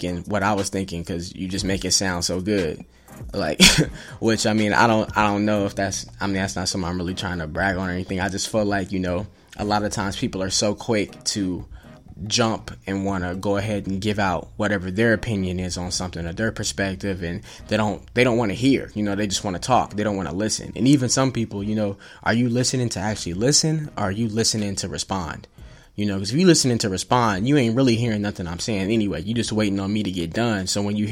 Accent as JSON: {"language": "English", "town": "Evansville", "region": "Indiana", "country": "United States", "tie": "born or raised there", "also_born_or_lived": "Atlanta, Georgia / Terre Haute, Indiana", "lives_now": "Indianapolis, United States", "said": "I was born in Atlanta, moved to Evansville, Indiana, pretty much was raised there, grew up there"}